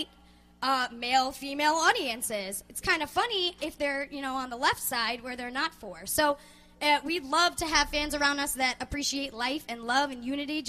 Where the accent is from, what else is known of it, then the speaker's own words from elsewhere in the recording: Amityville, New York, United States; I grew up in Amityville, New York